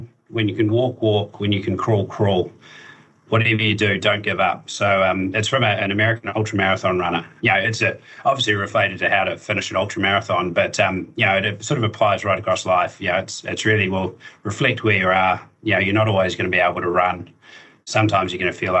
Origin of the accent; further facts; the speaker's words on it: Dunedin, Otago, New Zealand; moved away as an adult; now in Auckland, New Zealand; I'm originally from Dunedin. So I moved up to Auckland a few years ago now